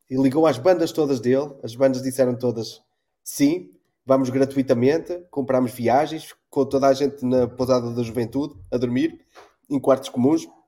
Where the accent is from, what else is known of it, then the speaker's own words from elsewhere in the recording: Porto, Norte, Portugal; now in Azores, Portugal; eu tinha o percurso contrário, que eu sou do, do Porto e vim viver para cá.